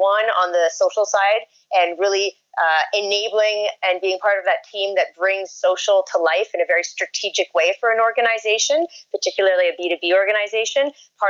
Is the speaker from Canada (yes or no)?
yes; Canada; now in Brooklyn, United States; I always get called out when I'm in a meeting as being a Canadian. Yep. But I'm a proud Canadian.